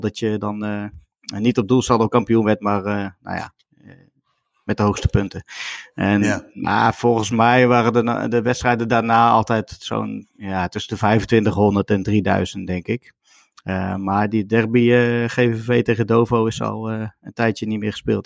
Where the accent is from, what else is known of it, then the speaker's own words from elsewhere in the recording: Veenendaal, Utrecht, Netherlands; bij ons in Veenendaal